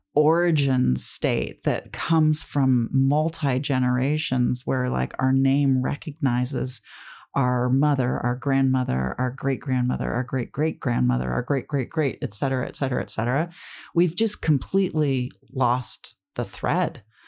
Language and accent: English; United States; as an American